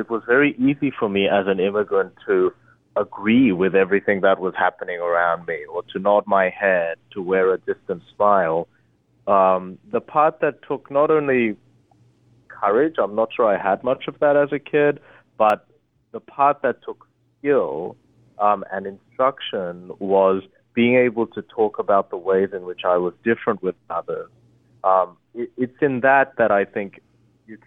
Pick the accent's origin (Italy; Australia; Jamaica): Australia; born or raised there; English is a second language; also born or lived in Korea / Harvard (United States)